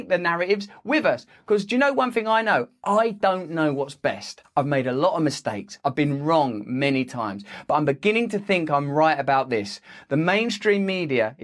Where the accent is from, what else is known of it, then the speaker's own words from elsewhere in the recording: England, United Kingdom; I'm English